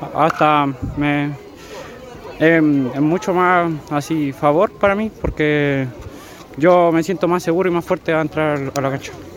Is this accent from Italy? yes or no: no; San Juan, Chile; soy refuerzo de Corbún y soy de San Juan